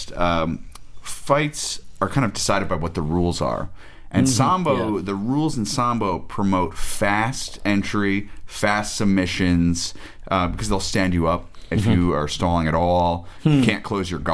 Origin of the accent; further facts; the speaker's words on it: New York, United States; moved away; I'm from New York originally